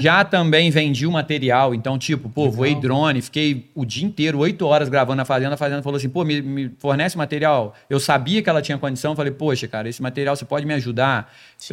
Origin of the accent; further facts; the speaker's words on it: Volta Redonda, Rio de Janeiro, Brazil; a minha terrinha também, Volta Redonda